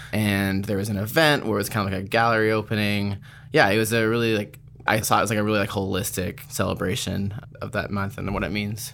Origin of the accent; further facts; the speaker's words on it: Palm Springs, California, United States; moved away as an adult; also born or lived in Seattle, Washington / Portland / Philadelphia; now in New York, United States; I was born in Palm Springs, California